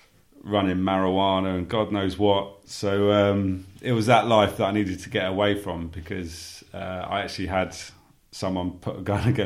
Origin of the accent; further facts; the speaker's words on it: Sussex, South East England, United Kingdom; born and raised in Sussex, I was brought up on a council estate